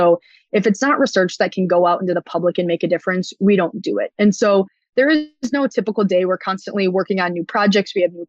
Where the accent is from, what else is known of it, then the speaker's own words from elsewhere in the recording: Minnesota, United States; So I come from Minnesota, the state of hockey.